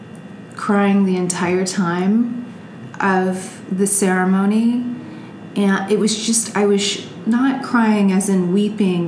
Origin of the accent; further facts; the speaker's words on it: Sugar Land, Texas, United States; also born or lived in Kentucky; I grew up in Texas, and after Kentucky, I ended up in Texas